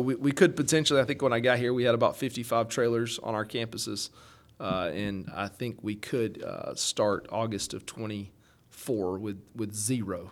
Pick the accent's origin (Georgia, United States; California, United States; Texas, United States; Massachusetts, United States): Georgia, United States; Valdosta; moved away as an adult; also born or lived in Athens, Georgia; now in Jackson County, Georgia, United States; I come from Valdosta uh, down in South Georgia, so grew up there